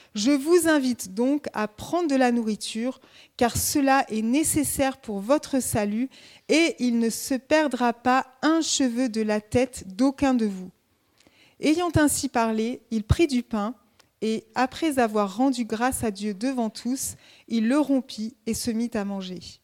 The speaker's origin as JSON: {"language": "French", "town": "Grenoble", "region": "Auvergne-Rhône-Alpes", "country": "France", "moved": "yes", "lives_now": "Dijon, France", "said": "je viens de la montagne, je suis grenobloise"}